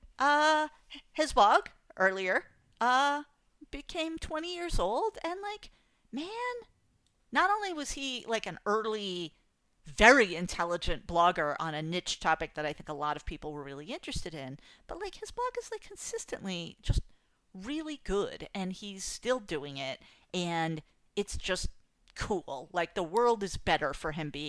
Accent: New England, United States; I'm like, I'm from New England, and I'm really, like, tight-laced, and whatever that is, I don't want to talk about it.

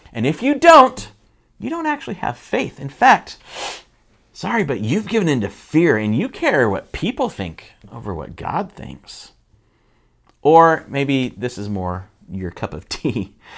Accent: United States; I'm an American

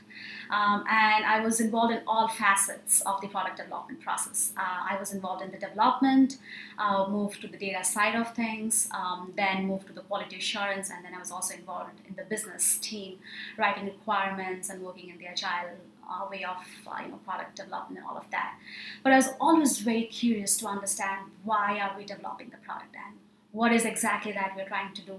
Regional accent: India; moved away as an adult; now in Chicago, United States; I'm from India, and I did my undergrad

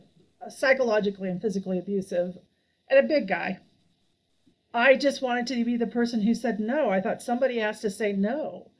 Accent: Colorado, United States; also born or lived in Nevada / California / Hawaii; I was born in Nevada, then we moved to California, then we moved to Colorado. Then we moved to Hawaii. That was our overseas tour. We could have gone to Belgium, but no, we went to Hawaii. And then I moved back to Colorado.

